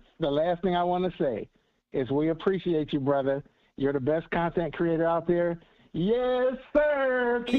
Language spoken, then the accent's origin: English; Philadelphia, Pennsylvania, United States; Growing up in Philly, you learn to fight.